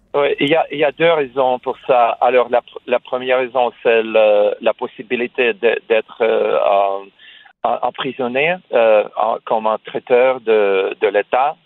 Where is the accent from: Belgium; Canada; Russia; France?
Russia; first language Russian; French is a second language; now in United States; je suis né en Russie, j'ai euh, passé la plupart de ma vie aux États-Unis. J'ai venu, je suis venu euh, aux États-Unis euh, plus de 30 ans.